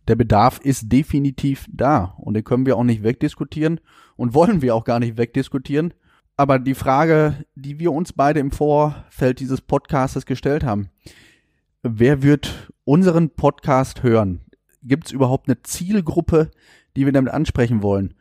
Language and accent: German; Warendorf, North Rhine-Westphalia, Germany; bin gebürtiger Warndorfer